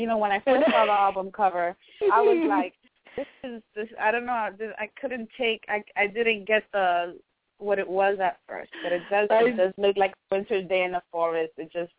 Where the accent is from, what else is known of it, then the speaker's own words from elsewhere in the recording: Miami, Florida, United States; first language Spanish; English is a second language; I'm a Miami girl